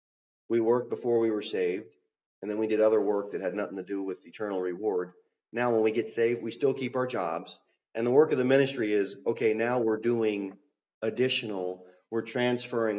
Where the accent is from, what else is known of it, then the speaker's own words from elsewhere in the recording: New Jersey, United States; moved away; I came from South Jersey